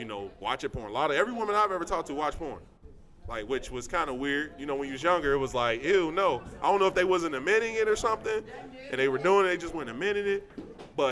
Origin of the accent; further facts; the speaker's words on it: United States; also born or lived in Westchester; I grew up in the Fay in Lincoln Heights when I was younger